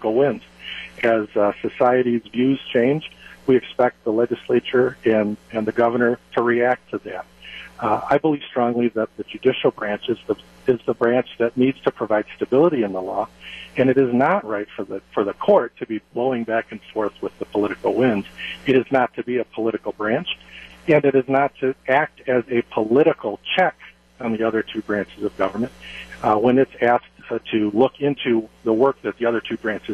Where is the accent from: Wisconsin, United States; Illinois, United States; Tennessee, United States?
Wisconsin, United States; Sauk County; I grew up in Baird. Baird was my hometown, and it's been a real privilege to serve my hometown of Baird and the surrounding area in Sauk County